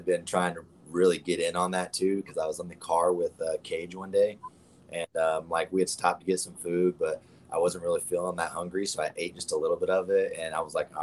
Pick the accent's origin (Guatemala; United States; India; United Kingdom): United States; the South; I'm a country boy at heart. I was born and raised that way. I was born in the South